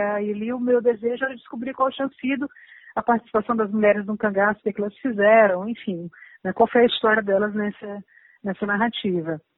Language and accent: Portuguese; Fortaleza, Ceará, Brazil; now in São Paulo, Brazil; Eu sou do Nordeste, né? Eu sou, eu, eu nasci aqui em São Paulo, mas eu me criei em Fortaleza